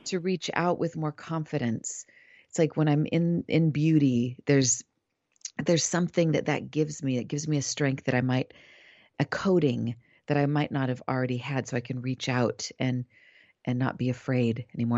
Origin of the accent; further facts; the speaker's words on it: Los Angeles, California, United States; also born or lived in Topanga, California / Laurel Canyon, Los Angeles; I'm a city girl. I'm from East